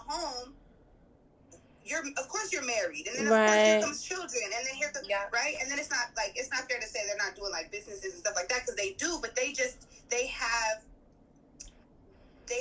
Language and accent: English; the Bay Area, California, United States; now in New York, United States; I'm from the Bay. Like, that's a big city. Like, it's not, San Francisco's a big city. And I came to New York